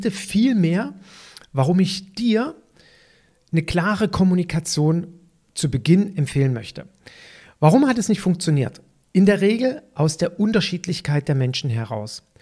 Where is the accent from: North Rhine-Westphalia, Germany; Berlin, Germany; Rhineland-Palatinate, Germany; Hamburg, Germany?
North Rhine-Westphalia, Germany; Cologne; So als Kölner nach Düsseldorf zu fahren, ist ja schon eine gewisse Hürde